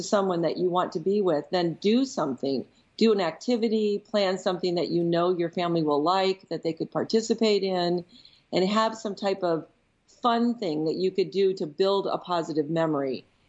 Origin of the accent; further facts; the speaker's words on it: Michigan, United States; also born or lived in Chicago; so as a Midwesterner, your geography notation was duly noted by me, because Minnesota would be considered the north from where I was in Michigan and in Chicago.